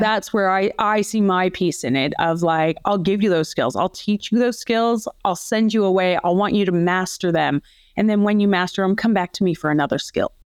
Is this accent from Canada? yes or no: yes; Canada; moved away as an adult; now in Australia; I am originally a Canadian who came over to Australia about twenty-one years ago